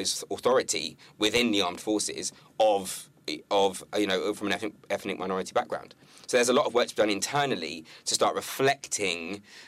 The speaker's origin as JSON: {"language": "English", "town": "Carlisle", "region": "North West England", "country": "United Kingdom", "tie": "born there", "said": "I was born in Carlisle. I was raised in the Navy, right?"}